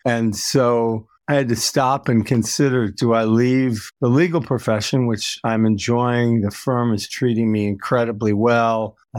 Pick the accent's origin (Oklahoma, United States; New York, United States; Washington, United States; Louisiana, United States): New York, United States; also born or lived in Massachusetts / Michigan / Illinois; I grew up in the Midwest and the East Coast of the United States, born in Massachusetts, raised in upstate New York, outside of Detroit, outside of Chicago, outside of New York City